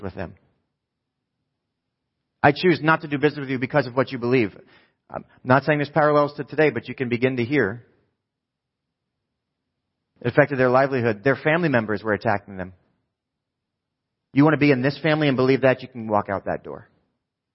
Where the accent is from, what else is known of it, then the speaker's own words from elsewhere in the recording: New Jersey, United States; I'm from New Jersey